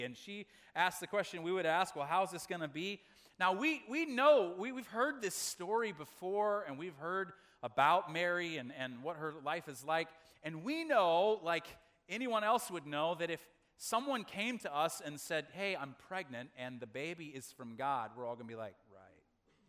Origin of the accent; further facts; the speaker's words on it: Makwasa, Southern Region, Malawi; born there; my parents were missionaries in Africa, and I was born in Makwasa, Malawi, in southern Africa.